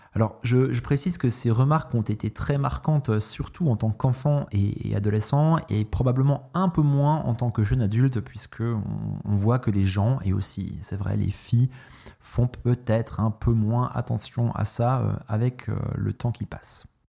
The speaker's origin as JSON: {"language": "French", "country": "France", "tie": "born or raised there", "said": "j'ai grandi en France"}